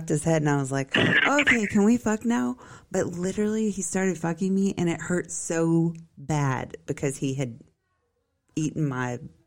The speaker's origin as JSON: {"language": "English", "region": "the South", "country": "United States", "said": "We're from the South"}